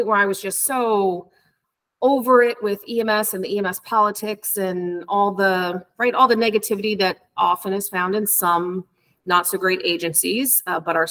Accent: New Jersey, United States; moved away as an adult; now in New York, United States; So I'm originally from New Jersey.

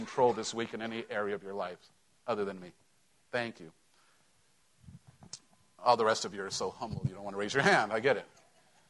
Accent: Mexico; moved away; growing up in Mexico

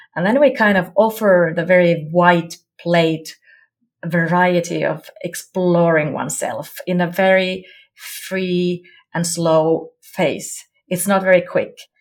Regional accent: Jyväskylä, Central Finland, Finland; I come from Finland, Jyväskylä.

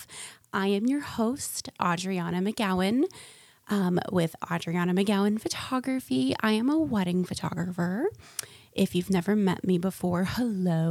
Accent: Florida, United States; now in North Carolina, United States; I'm from Florida

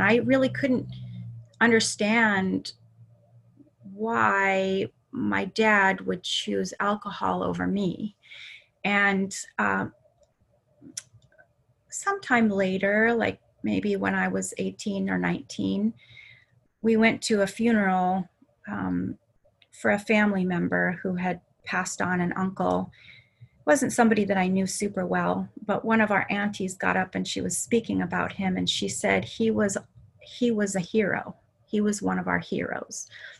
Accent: Anchorage, Alaska, United States; I moved around a lot, but for the most part, I grew up in Anchorage

